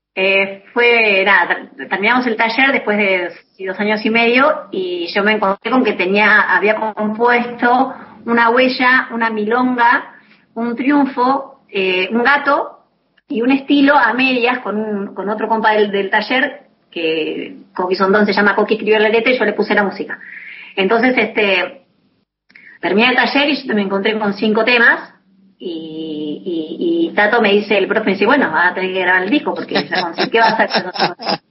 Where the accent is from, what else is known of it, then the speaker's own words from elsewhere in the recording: Buenos Aires, Argentina; moved away as an adult; also born or lived in Ituzaingó, Buenos Aires Province; now in Las Flores, Argentina; yo soy de Buenos Aires, nací en Buenos Aires, porteña. Eh, viví un tiempo en Ituzaingó, en zona oeste de, de Buenos Aires, y mm, volví después a Capital, a los 15 años